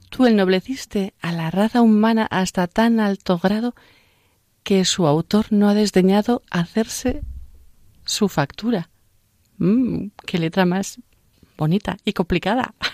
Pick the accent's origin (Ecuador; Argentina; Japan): Japan; Spanish is a second language; now in Spain; soy de Japón